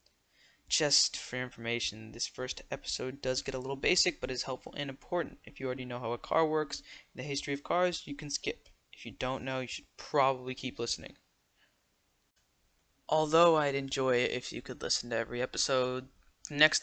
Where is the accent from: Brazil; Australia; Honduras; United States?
United States; I'm American